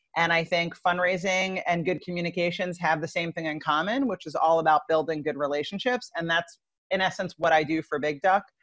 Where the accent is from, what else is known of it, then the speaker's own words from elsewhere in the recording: Long Island, New York, United States; I grew up in Long Island, New York